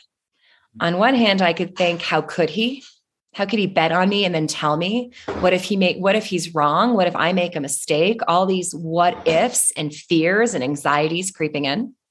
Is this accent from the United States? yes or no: no; Toronto, Ontario, Canada; I'm from Toronto in Canada